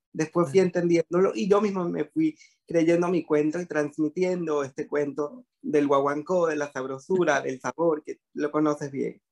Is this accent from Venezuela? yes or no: yes; Venezuela; moved away as an adult; now in Panama; era lo que me dedicaba en Venezuela, soy venezolano y después me emigré para Panamá